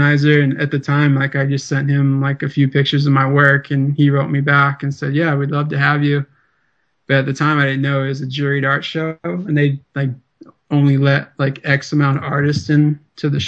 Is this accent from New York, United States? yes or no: no; Southeast Alaska, United States; I'm Tlingit Indian from Southeast Alaska